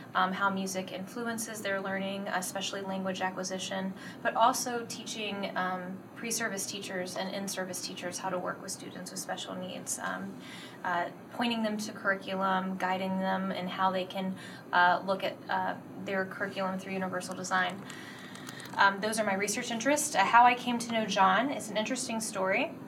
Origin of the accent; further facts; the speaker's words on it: Virginia, United States; moved away as an adult; now in Michigan, United States; I'm originally from Virginia. That's where I taught uh, for the past 16 years